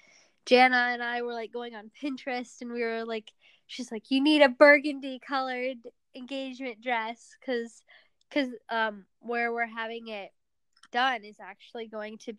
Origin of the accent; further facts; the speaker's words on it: Northern Virginia, United States; also born or lived in Pavlodar, Kazakhstan; where we grew up in Northern Virginia